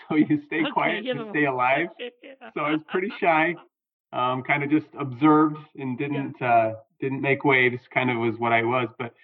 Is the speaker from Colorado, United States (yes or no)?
no; Southern Utah, United States; I grew up in Southern Utah, and it was just a great place to grow up